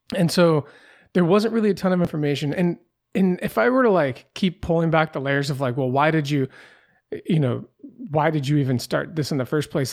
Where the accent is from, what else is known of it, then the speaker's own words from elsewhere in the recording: Pacific Northwest, United States; I grew up in the Pacific Northwest.